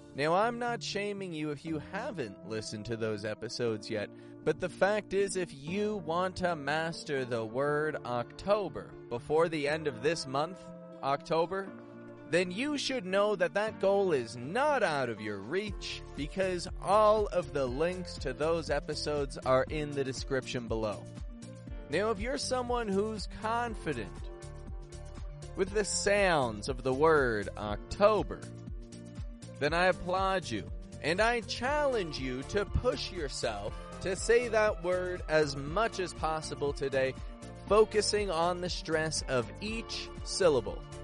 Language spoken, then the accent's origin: English; Canada; now in Mexico; I'm from Canada. I live in Mexico in a remote desert location